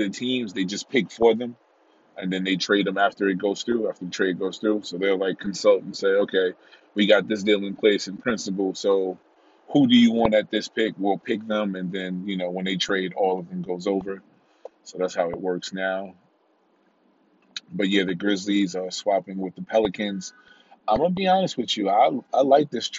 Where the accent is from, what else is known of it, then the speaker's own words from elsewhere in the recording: New York, United States; as a New Yorker